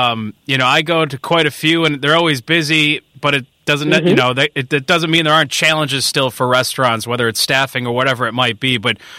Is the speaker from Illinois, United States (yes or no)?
yes; Northwest suburbs of Chicago, Illinois, United States; I grew up out in the Northwest Burbs